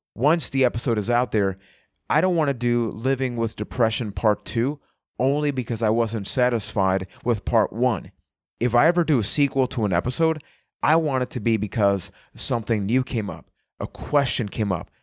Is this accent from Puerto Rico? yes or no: yes; San Juan, Puerto Rico; I am from San Juan, Puerto Rico